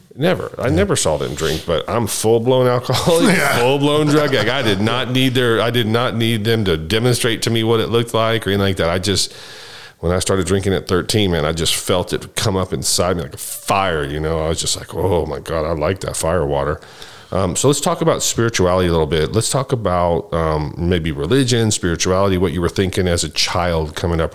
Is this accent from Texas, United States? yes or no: yes; Dallas, Texas, United States; I grew up in Dallas, Texas